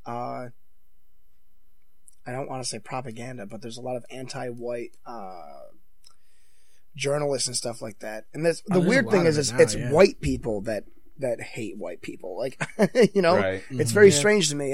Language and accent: English; Oswego, New York, United States; Growing up in Oswego, my graduating class had like 4 black kids